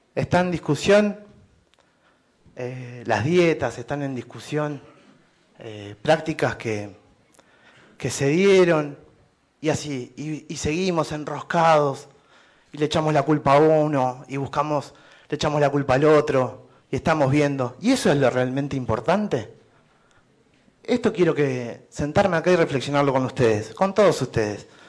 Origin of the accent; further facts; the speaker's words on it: Tolhuin, Tierra del Fuego, Argentina; Soy un ciudadano de Tolwin